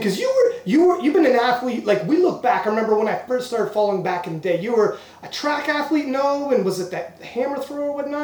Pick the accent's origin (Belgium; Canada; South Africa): Canada; I'm Canadian